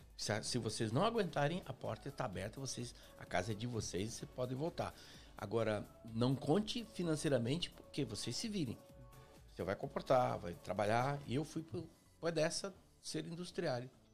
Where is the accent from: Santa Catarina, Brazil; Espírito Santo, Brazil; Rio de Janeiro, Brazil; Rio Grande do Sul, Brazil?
Espírito Santo, Brazil; Afonso Cláudio; moved away as an adult; also born or lived in São Gabriel da Palha / Belo Horizonte / São Paulo; cresci no interior, no, no chamado Córrego do Ribeirão